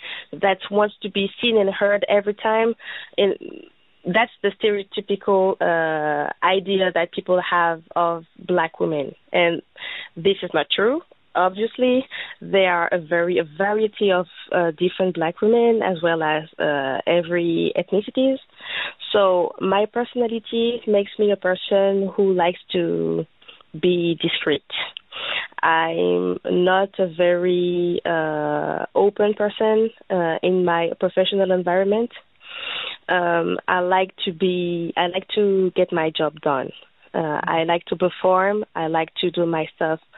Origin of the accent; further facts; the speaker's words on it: Benin; now in France; I'm French, but I'm from Benin, which is a West African country.